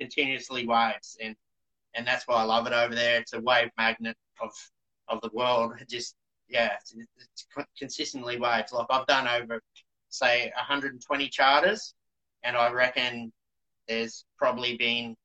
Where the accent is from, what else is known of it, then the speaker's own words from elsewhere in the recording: Coolangatta, Queensland, Australia; moved away as an adult; also born or lived in Indonesia; when I left my hometown of Coolangatta